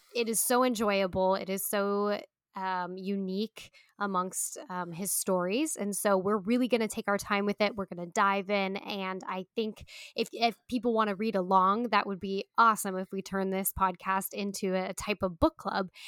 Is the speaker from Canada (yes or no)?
no; United States; We're Americans